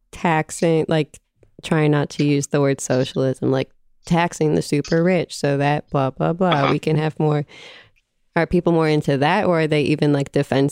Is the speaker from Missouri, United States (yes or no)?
no; New Jersey, United States; since I'm from a very blue place. I'm from New Jersey